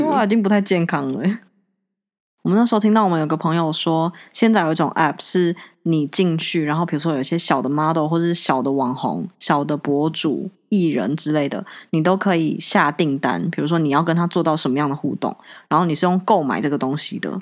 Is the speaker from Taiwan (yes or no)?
yes; Taiwan; 我们台湾